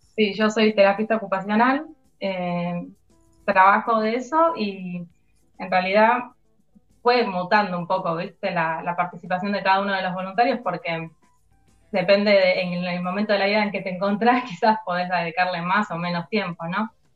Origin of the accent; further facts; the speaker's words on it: Ituzaingó, Buenos Aires Province, Argentina; yo soy de Ituzaingó, vivo cerca del barrio, la mayoría somos de la zona